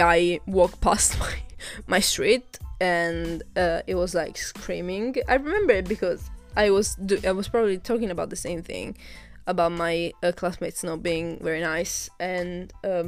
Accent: Catania, Sicily, Italy; now in England; Catania, which is my hometown

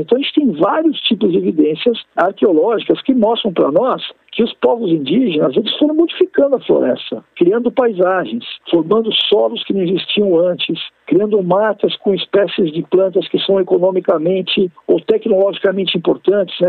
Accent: São Paulo, Brazil; Eu sou paulistano, sou professor da Universidade de São Paulo, vivo aqui em São Paulo

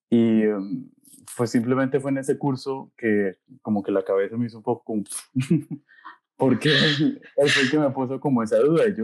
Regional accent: Bucaramanga, Santander, Colombia; moved away as an adult; also born or lived in Eisenstadt, Austria; now in Siegen, Germany; Yo soy de Bucaramanga

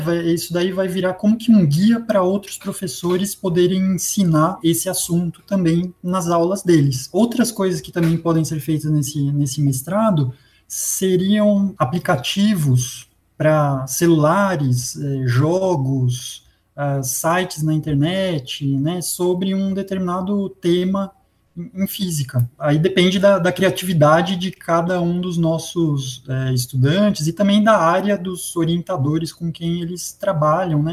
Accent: São Caetano do Sul, São Paulo, Brazil; eu nasci em, em, São Paulo, capital, cresci em São Caetano, que fica na região do ABC

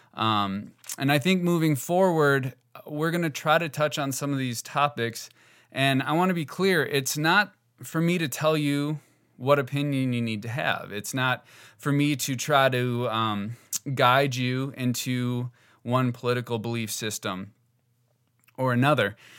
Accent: Northeast Wisconsin, United States; I grew up in Northeast Wisconsin

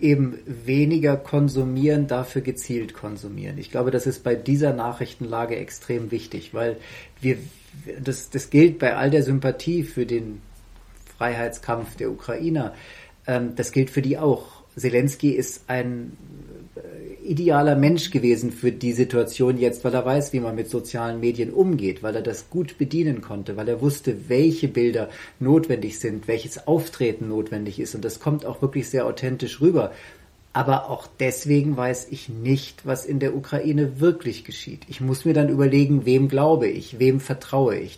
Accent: Germany; Ich bin ja deutscher Staatsbürger

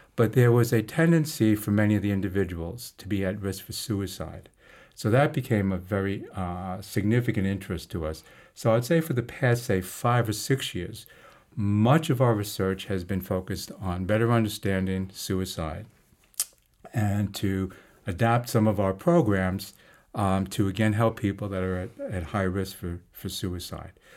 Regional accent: New York City, New York, United States; also born or lived in Harlem, New York; I was born in Harlem, um, and my family at that time uh, moved to Queens when I was just before preschool, um, and then grew up in Queens

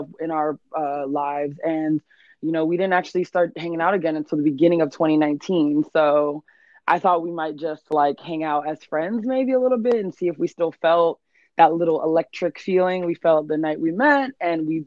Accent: Fort Lauderdale area, South Florida, United States; moved away as an adult; now in New York, United States; I'm from South Florida, Miami area, Fort Lauderdale area. I moved to New York going on 6 years now.

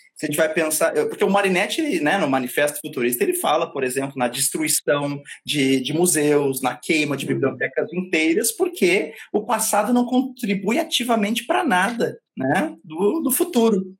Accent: Brazil; somos nós brasileiros

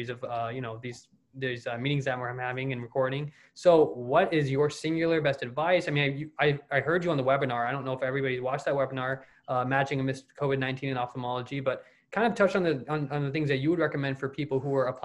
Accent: Louisville, Kentucky, United States; I'm from the Louisville, Kentucky area

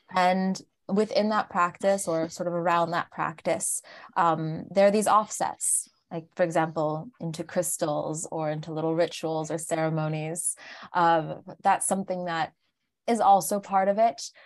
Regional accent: Larchmont, New York, United States; moved away as an adult; now in Paris, France; I grew up in Larchmont, which was just outside of, uh, New York City

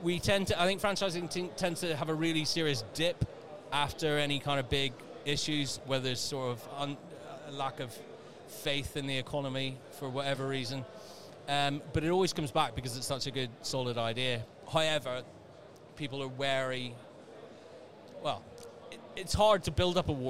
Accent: Northern Ireland, United Kingdom; moved away; Little town in Northern Ireland many, many years ago.

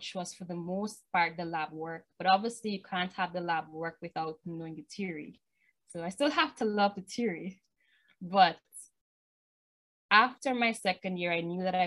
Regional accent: Guyana; I'm from Burbies, and much of the opportunities that I got in my career and my academic studies was from Georgetown. Us in Burbies are not usually given that opportunity

